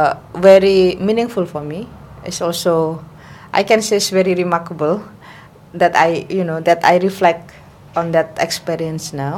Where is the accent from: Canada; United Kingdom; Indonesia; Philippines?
Indonesia; moved away as an adult; now in Hong Kong; I'm from Indonesia.